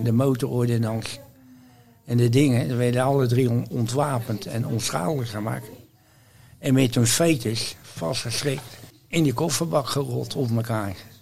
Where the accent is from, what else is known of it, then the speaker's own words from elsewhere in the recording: Rotterdam, South Holland, Netherlands; also born or lived in Barneveld; Niet geboren in Rotterdam, maar wel getogen. Getogen? Vanwege de oorlog ben ik geboren in Barneveld.